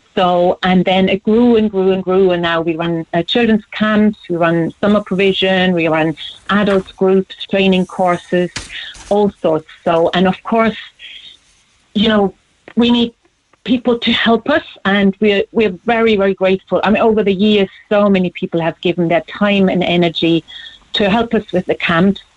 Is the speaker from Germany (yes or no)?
yes; Germany; born or raised there; moved away as an adult; now in Cork, Ireland